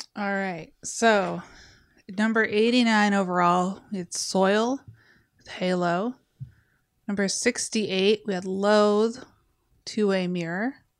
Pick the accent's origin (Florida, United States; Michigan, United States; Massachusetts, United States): Michigan, United States; Westland; I grew up in Westland. Yeah. It's a city named after a mall.